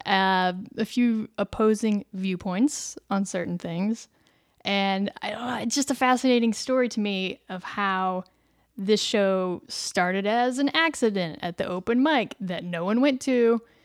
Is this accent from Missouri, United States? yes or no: yes; Missouri, United States; accent: Missouri accent; I'm from Missouri